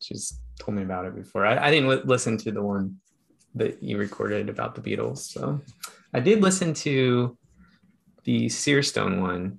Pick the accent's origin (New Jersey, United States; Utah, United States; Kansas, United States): Utah, United States; Heber City; born there; I was born in Utah, actually, Heber City, Utah, 1982.